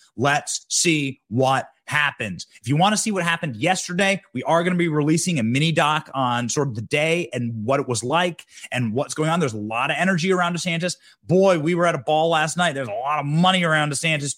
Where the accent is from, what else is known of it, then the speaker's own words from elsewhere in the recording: Solon, Iowa, United States; now in Tallahassee, United States; I go back to my hometown in Iowa, Solon, Iowa, 500 people big, Solon, Iowa